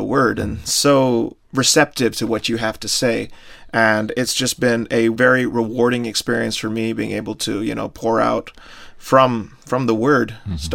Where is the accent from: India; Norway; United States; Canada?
India; I'm from India